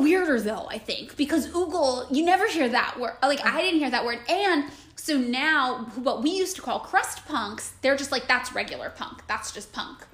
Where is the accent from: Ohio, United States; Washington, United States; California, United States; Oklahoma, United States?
California, United States; Fresno; moved away; I grew up in Fresno